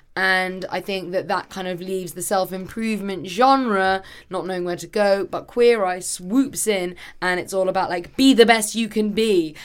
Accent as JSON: {"language": "English", "region": "England", "country": "United Kingdom", "said": "as an English person"}